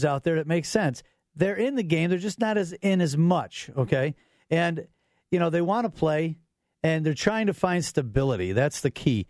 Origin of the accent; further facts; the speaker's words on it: Orland Park, Illinois, United States; my hometown, Orland Park